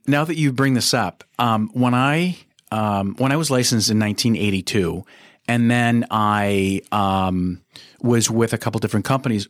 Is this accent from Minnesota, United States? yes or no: yes; Minneapolis, Minnesota, United States; I was born and raised in Minneapolis. I've been here 60 years